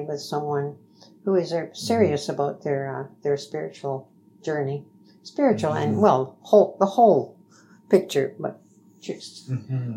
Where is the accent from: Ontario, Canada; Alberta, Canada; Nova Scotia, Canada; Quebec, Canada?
Ontario, Canada; Woodstock; I'm originally from Woodstock.